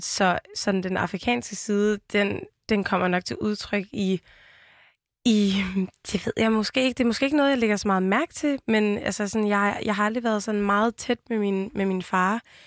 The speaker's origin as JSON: {"language": "Danish", "town": "Vejle", "region": "Southern Denmark", "country": "Denmark", "tie": "born or raised there", "accent": "Jutlandic", "said": "jeg er jo vokset op i Vejle, og så lyder man sådan her"}